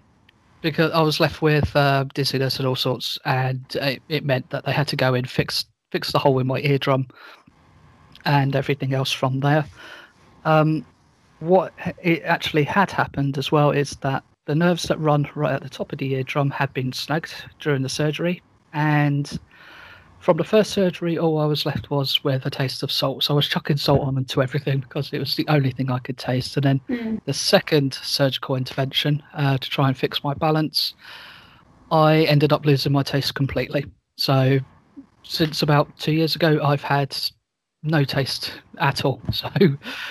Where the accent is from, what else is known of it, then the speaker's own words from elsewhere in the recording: Portsmouth, South East England, United Kingdom; also born or lived in west coast of Scotland; now in Scotland, United Kingdom; I originally come from a small town, or well, city called Portsmouth. That's in the far south of the UK